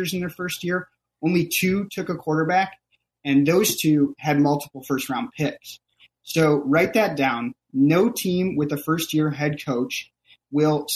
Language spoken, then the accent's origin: English; Wisconsin, United States; Growing up in Wisconsin was tough